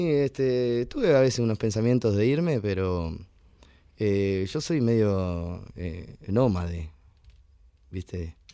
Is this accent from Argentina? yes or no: yes; Navarro, Buenos Aires Province, Argentina; moved away as an adult; also born or lived in Cosquín / Mercedes; now in San Andrés de Giles, Argentina; Nacido en Navarro y criado allá. Y bueno, me crié un poquito en Buenos Aires, que mi papá se fue a trabajar, pero después este, retomamos otra vez los pagos cuando yo era chico.